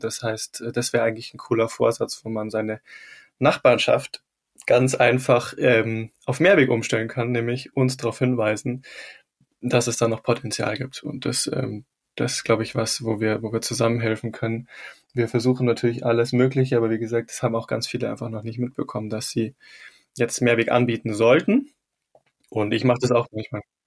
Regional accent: Rosenheim, Bavaria, Germany; in meiner Heimatstadt Rosenheim

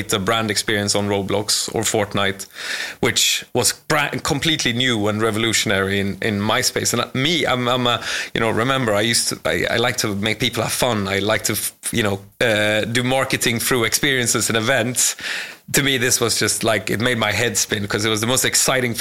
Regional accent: Sweden; moved away as an adult; now in London, United Kingdom; I'm from Sweden

